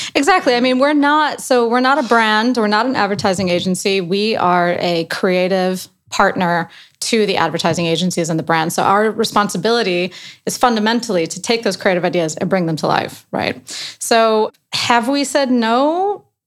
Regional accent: Chicago, Illinois, United States; also born or lived in New York; now in London, United Kingdom; I'm from Chicago, but I moved to New York and then from New York here

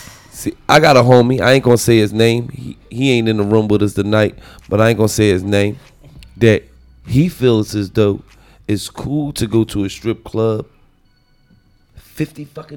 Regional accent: Lancaster, Pennsylvania, United States; No, where you from, nigga? I'm from Lancaster.

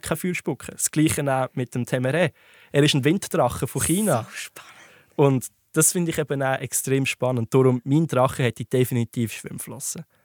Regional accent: Switzerland; bei uns in der Schweiz

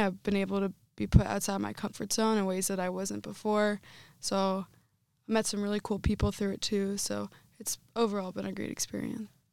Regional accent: Northeastern Pennsylvania, United States; moved away as an adult; now in Iowa, United States; Growing up in my area, um, I'm from Northeastern Pennsylvania, so every high school had it

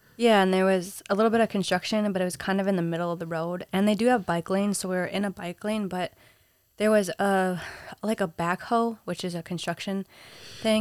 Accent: Minnesota, United States; also born or lived in Peru; now in New York City, United States; I grew up in Minnesota

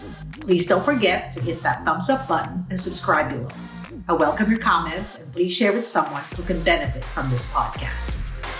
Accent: Florida, United States; It's so exciting because we're both from Florida. I'm in Orlando and you're in the big city of Miami.

